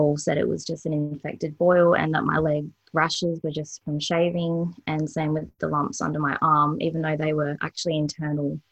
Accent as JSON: {"language": "English", "town": "Perth", "region": "Western Australia", "country": "Australia", "tie": "born or raised there", "also_born_or_lived": "Victoria, Australia"}